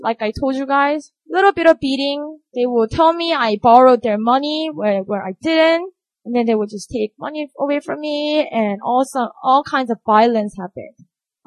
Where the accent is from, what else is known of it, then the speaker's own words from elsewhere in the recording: Busan, South Korea; moved away; I grew up in Busan